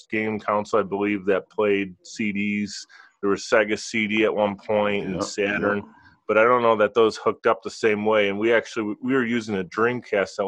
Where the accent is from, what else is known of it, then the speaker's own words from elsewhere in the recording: Buffalo, New York, United States; as a youngster, I grew up in Buffalo, New York